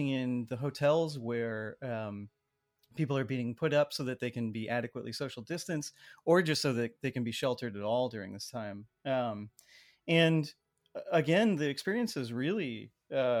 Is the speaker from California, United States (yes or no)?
yes; San Jose, California, United States; someone who I grew up with in San Jose